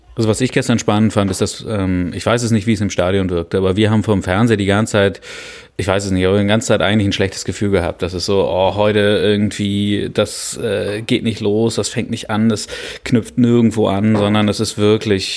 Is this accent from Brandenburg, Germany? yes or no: no; Hamburg, Germany; Ich bin in Hamburg geboren